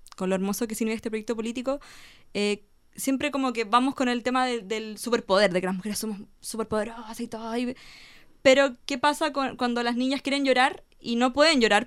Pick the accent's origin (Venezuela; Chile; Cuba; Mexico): Chile; Chiguayante, Biobío; Yo soy de Chihuayante, entonces lo hacía en el sector de Chihuayante